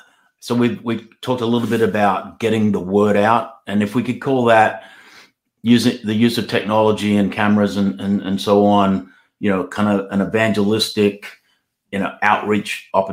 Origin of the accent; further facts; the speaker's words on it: Australia; now in United States; First place I ever preached when I came from Australia to the USA was in Missouri.